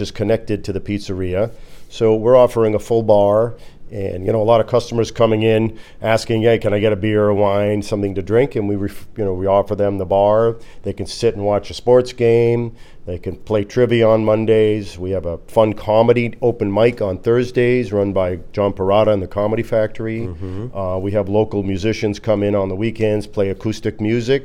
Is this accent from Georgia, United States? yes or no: no; New York, United States; moved away; growing up in New York